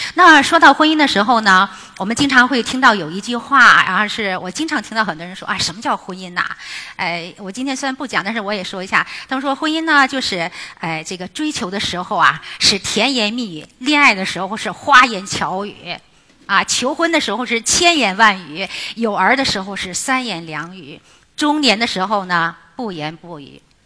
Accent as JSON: {"language": "Chinese", "country": "China", "said": "我们中人特别要面子"}